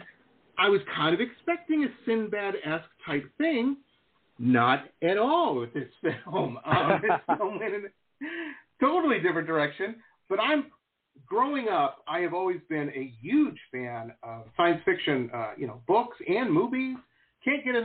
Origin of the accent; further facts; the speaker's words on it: Detroit, Michigan, United States; also born or lived in Dearborn, Michigan; I grew up in Metro Detroit